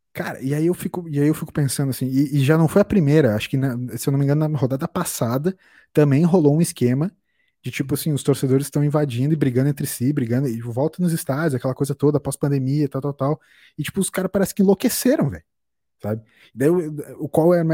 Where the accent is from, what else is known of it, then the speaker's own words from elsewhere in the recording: Brazil; como brasileiros